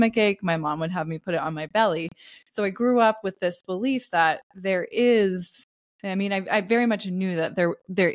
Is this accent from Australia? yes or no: no; Pacific Northwest, United States; I grew up in the Pacific Northwest